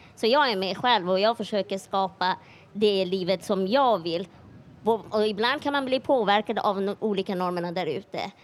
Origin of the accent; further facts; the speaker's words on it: Iran; now in Sweden; jag är iranier